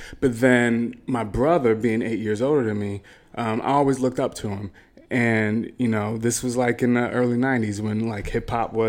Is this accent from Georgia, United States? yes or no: yes; Marietta, Georgia, United States; Marietta, Georgia, right outside.